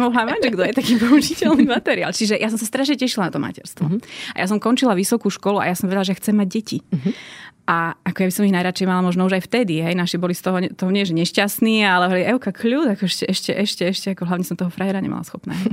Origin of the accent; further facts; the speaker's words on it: Martin, Žilina Region, Slovakia; Ja som z Martina a vyrástla som eh, v bežnej rodine